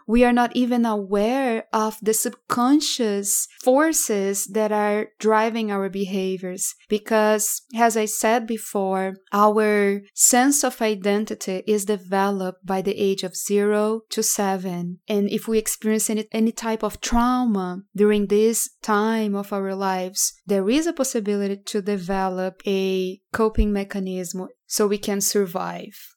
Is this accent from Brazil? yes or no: yes; Brazil; moved away as an adult; now in United States; I grew up in Brazil and I moved to United States around five years ago